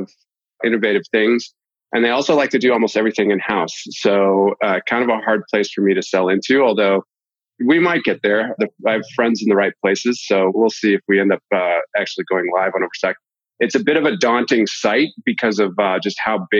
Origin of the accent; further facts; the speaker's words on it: Boston, Massachusetts, United States; moved away as an adult; also born or lived in Utah; I'm originally from the Boston area